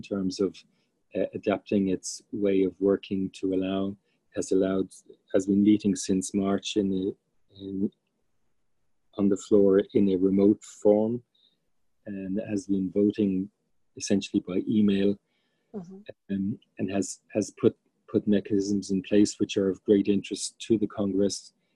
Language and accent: English; Ireland; moved away as an adult; now in United States; as an Irish person